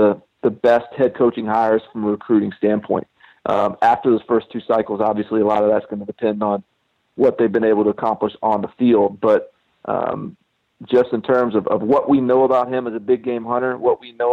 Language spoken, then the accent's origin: English; Middle Tennessee, United States; I'm from the Middle Tennessee area